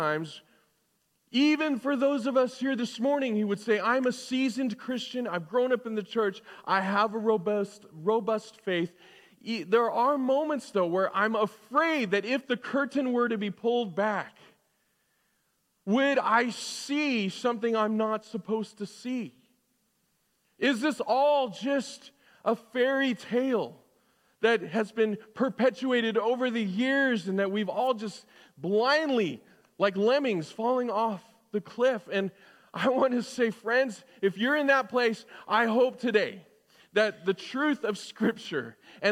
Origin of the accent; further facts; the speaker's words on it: Southern California, United States; as a kid, you know, growing up in Southern California